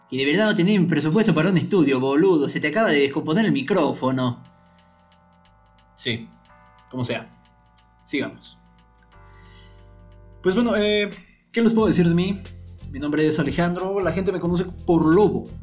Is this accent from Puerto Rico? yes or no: no; Mexico City, Mexico; born there; also born or lived in California / Minnesota / Argentina / Cuba; tengo 30 años, soy nacido en la Ciudad de México, he vivido en varios lugares, eh, California, Minnesota, Argentina, Cuba, Guadalajara.